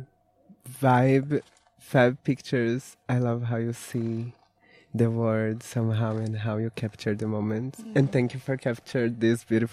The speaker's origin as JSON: {"language": "English", "town": "Mogi das Cruzes", "region": "São Paulo", "country": "Brazil", "moved": "yes", "lives_now": "Berlin, Germany", "said": "I'm from Brazil. Need to add that. From Mogi das Cruzes, São Paulo"}